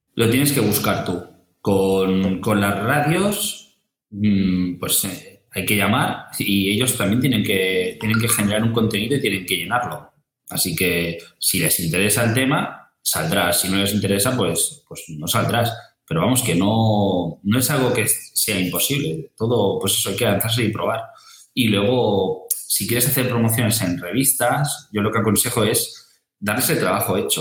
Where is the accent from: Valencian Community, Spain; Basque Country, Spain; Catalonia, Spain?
Catalonia, Spain; Santa Coloma de Gramenet; en Santa Coloma, de donde soy yo